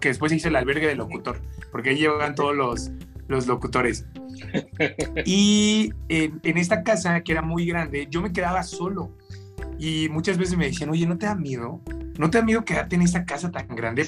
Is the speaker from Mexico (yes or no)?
yes; Mexico; nosotros los mexicanos